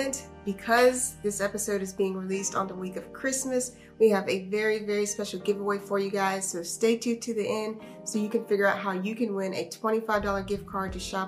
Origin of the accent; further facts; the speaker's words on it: Phenix City, Alabama, United States; my hometown, Phenix City, Alabama.